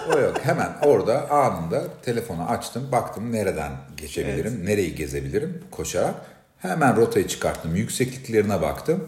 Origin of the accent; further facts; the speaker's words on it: Turkey; ben Türk'üm